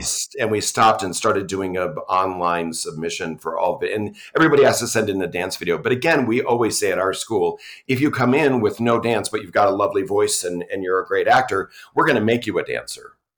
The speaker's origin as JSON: {"language": "English", "region": "New York", "country": "United States", "moved": "as an adult", "lives_now": "Utah, United States", "said": "I'm from New York, and I came here for grad school and stayed"}